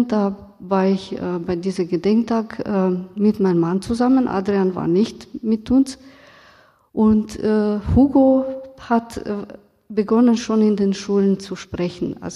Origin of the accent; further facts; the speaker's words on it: Romania; now in Germany; Ich bin aus Rumänien, in Rumänien aufgewachsen und ähm, damals ähm, haben wir über die Geschichte nicht so viel gelernt. Ähm, als Romni in Rumänien, meine Familie wurde nicht so betroffen.